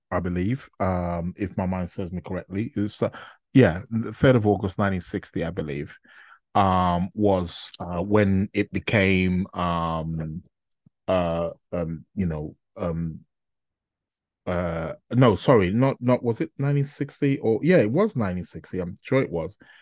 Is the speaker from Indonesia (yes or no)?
no; Nigeria; being native Nigerian myself